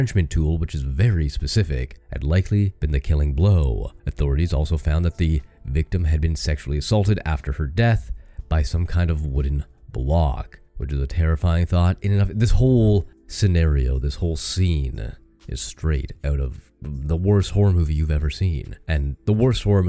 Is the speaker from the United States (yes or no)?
no; Canada; I'm from Canada